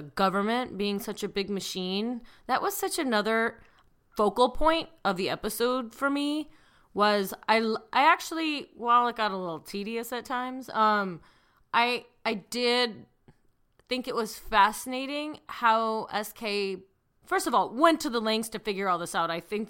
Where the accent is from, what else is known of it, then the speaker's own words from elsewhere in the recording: Illinois, United States; But then again, I'm from Central Illinois.